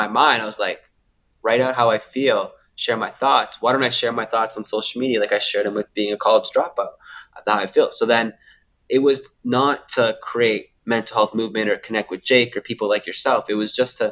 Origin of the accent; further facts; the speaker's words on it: Canada; now in Sydney, Australia; I live in Sydney, Australia now, but I'm originally from Canada.